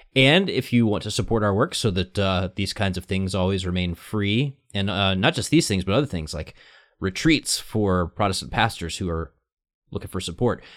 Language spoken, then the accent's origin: English; the Bible Belt, United States; I was from the Bible Belt